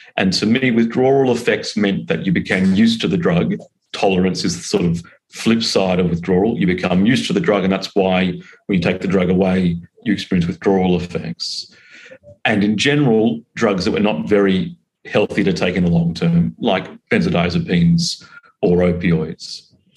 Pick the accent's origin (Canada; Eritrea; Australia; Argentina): Australia; accent: Australian; moved away as an adult; now in London, United Kingdom; I'm originally from Australia, it's the accent, but now I'm working in London